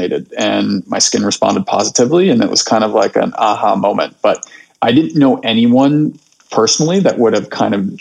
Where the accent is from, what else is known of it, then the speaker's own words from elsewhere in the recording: Cincinnati, Ohio, United States; moved away as an adult; I'm originally from Ohio, grew up in Cincinnati, went out east for undergrad